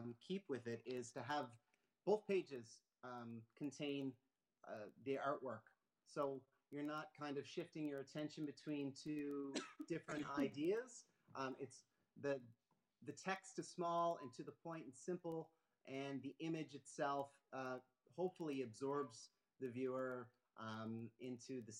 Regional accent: Moncton, New Brunswick, Canada; moved away as an adult; also born or lived in Halifax, Nova Scotia; now in Fogo Island, Canada; So I was born in Nova Scotia, Halifax, and I was raised in Moncton

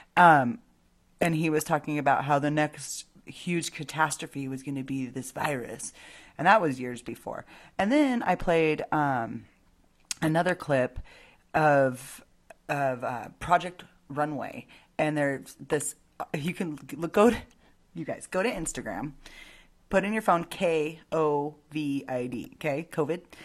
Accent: United States

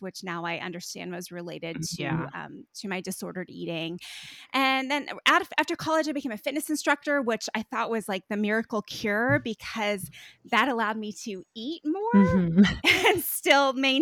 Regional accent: East Coast, United States; moved away as an adult; now in Austin, United States; I'm originally from the East Coast

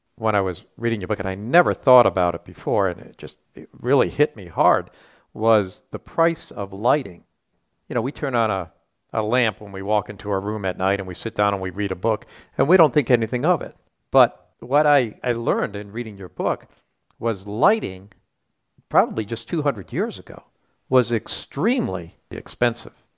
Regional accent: Rhode Island, United States; I grew up in Rhode Island

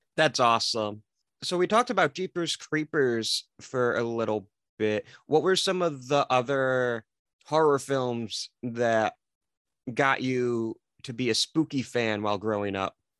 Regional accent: Detroit, Michigan, United States; I'm from the Detroit area in Michigan.

